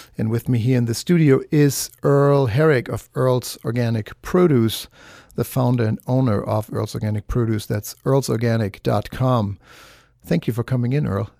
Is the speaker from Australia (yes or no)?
no; Germany; now in United States; I'm from Germany